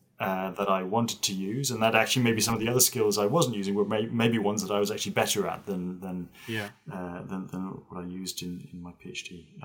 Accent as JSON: {"language": "English", "region": "Zurich", "country": "Switzerland", "tie": "born or raised there", "said": "I was born in Switzerland, in the German-speaking part of Switzerland, kind of in the commuter belt to Zurich."}